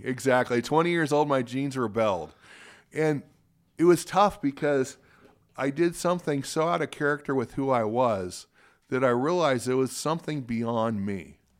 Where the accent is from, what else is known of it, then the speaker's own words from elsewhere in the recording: Spokane, Washington, United States; also born or lived in Seattle; I was born in Seattle, raised in Spokane, and, uh, this is my home